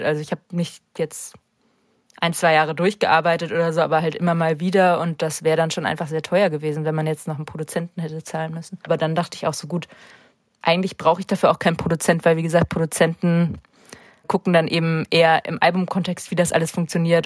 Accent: St. Peter-Ording, Schleswig-Holstein, Germany; also born or lived in Hamburg; now in Berlin, Germany; in St. Peter gibt es halt keine Musikszene, da wo ich aufgewachsen bin, St. Peter-Ording

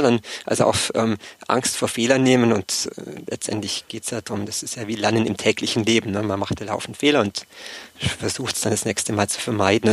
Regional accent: Allgäu, Bavaria, Germany; moved away as an adult; also born or lived in Erlangen; Ursprünglich komme ich aus dem Allgäu, aus dem kleinen Dorf

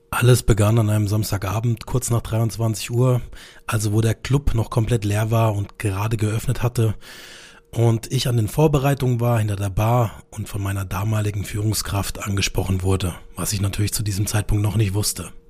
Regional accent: Karlsruhe, Baden-Württemberg, Germany; ich komme aus dem schönen Karlsruhe in Süddeutschland, wie man unschwer in meinem Dialekt erkennt.

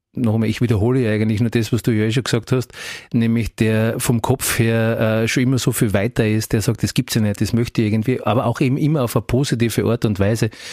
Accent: Graz, Styria, Austria; als Grazer

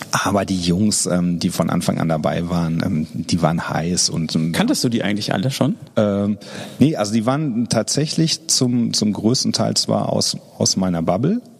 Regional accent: Dortmund, North Rhine-Westphalia, Germany; jetzt ist natürlich meine Heimatstadt, da habe ich natürlich ein bisschen, ein bisschen mehr Infos, aber ähm, das Dortmund hat zum Beispiel einen, einen viel höheren Grünflächenanteil als München.

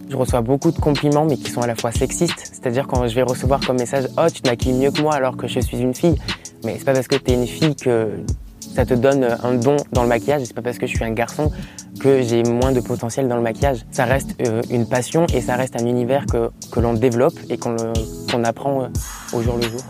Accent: Montpellier, Occitania, France; Je suis né à Montpellier, j'ai eu une enfance totalement tranquille

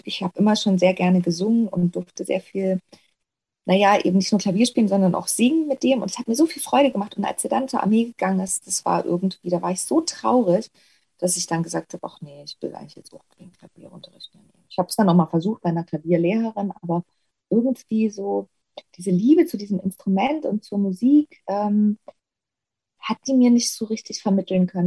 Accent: Ore Mountains, Saxony, Germany; moved away; ich drehe einfach gerne meine Heimat, weil ich sowieso gerne da bin. Auch ähm, wenn ich eben nicht arbeite, fahre ich ja regelmäßig und sehr häufig äh, eben ins Erzgebirge.

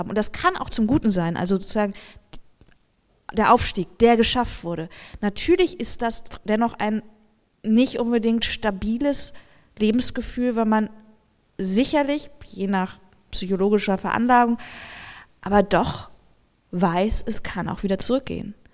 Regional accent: West Germany, Germany; jetzt rede ich hier wieder als Westdeutsche

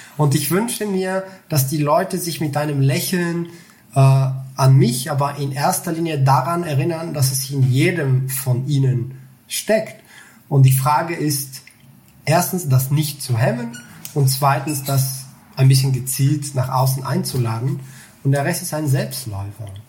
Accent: Bulgaria; moved away as an adult; Also ich komme aus Bulgarien. Ich habe mhm. bis 19 Jahre dort gelebt.

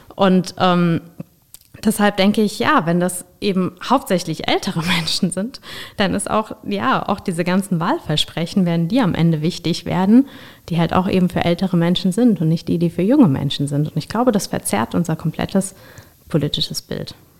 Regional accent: Rhenish Hesse, Rhineland-Palatinate, Germany; ich komme hier aus Rheinhessen

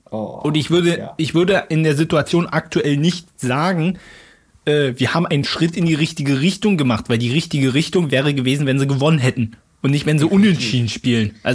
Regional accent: Berlin, Germany; ich bin ja, ich bin ja aus Berlin, aber bin absolut neutral gegenüber Hertha und Union.

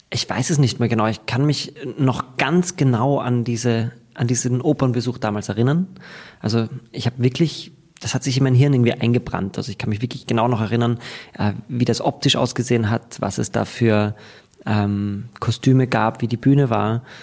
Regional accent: Graz, Styria, Austria; moved away as an adult; Und ich komme aus Graz. Ähm, dort ging das nicht. Ich musste dann äh, schauen, ob ich Berlin oder Wien, da kann man das studieren. Und ich bin dann nach Wien gegangen

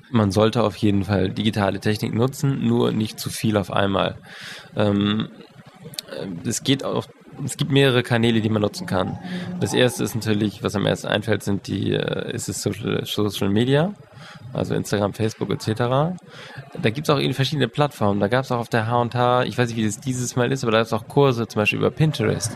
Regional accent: Switzerland; Bei uns in der Schweiz

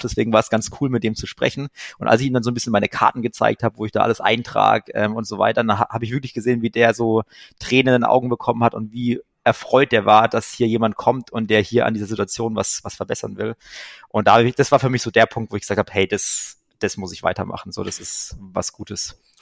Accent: Germany

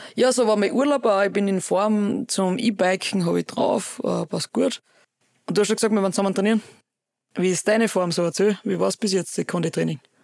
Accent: Oberwölz, Styria, Austria; wir haben bei uns in Oberwürz einen Kletterpark

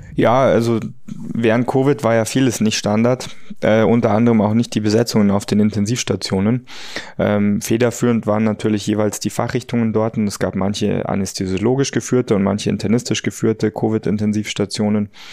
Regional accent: Munich, Bavaria, Germany; also born or lived in United States; in Fahrreichweite von München äh, und meiner Heimat

